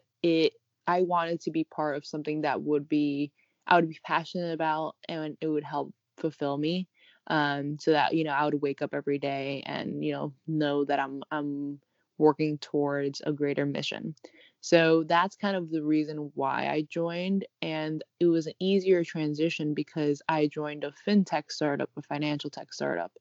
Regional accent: New York City, New York, United States; also born or lived in Paris / Rio de Janeiro / Cambridge, Massachusetts; I'm actually a native New Yorker, born and raised here

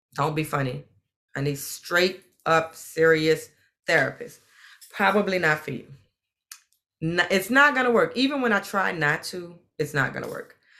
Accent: New Orleans, Louisiana, United States; But I grew up in New Orleans, and like most people in New Orleans, family is very, very, very important.

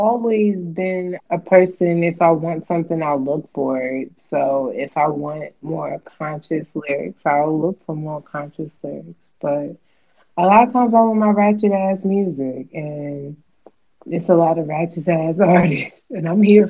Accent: Baltimore, Maryland, United States; I'm from Baltimore

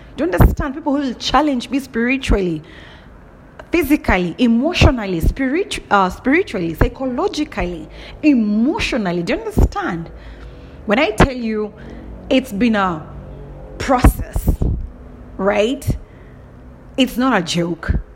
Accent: Kenya; I'm from Kenya.

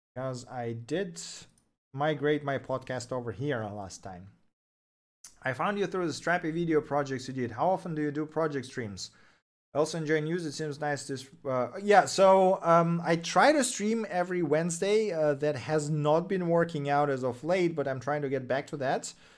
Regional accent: Russia; first language Russian; English is a second language; moved away as an adult; now in Germany; I am from Russia, but I'm currently l, uh, living in Germany.

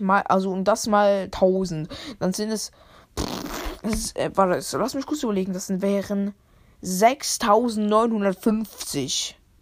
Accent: Switzerland; Bin ja auch Schweizer

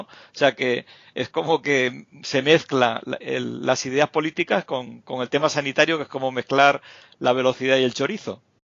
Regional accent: Canary Islands, Spain; moved away; Canarias, que es mi tierra

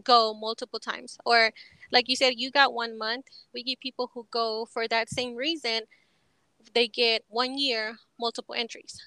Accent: Texas, United States; also born or lived in Mexico; I grew up in Texas

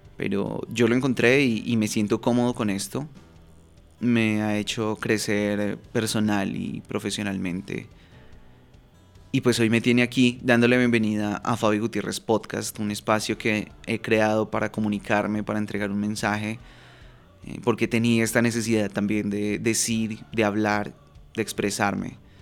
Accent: Bogotá, Colombia; moved away as an adult; now in Medellín, Colombia; viviendo en una ciudad que no es eh, en la que nací. Yo soy de Bogotá, Colombia, y actualmente vivo en Medellín.

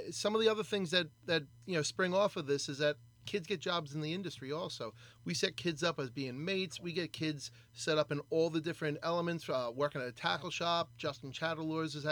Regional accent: New York, United States; I remember one of the things I used to love growing up on the Great South Bay was you know jacking uh, crabs at night

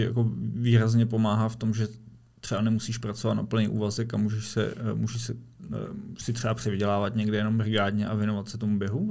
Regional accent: Prague, Czechia; jako Pražák

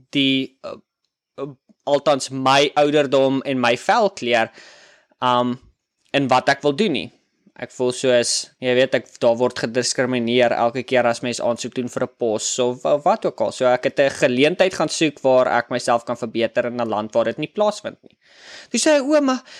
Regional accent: South Africa; moved away as an adult; now in United States; ek is oorspronklik van Suid-Afrika

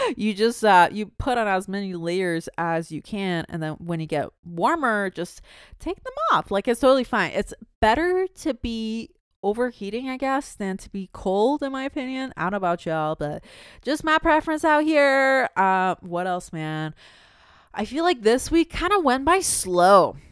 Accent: Canada; also born or lived in Toronto

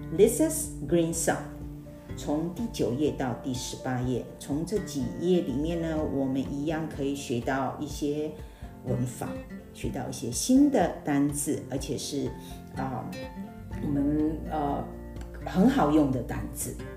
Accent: Taiwan; 我们在台湾的学习语言，第二外国语言

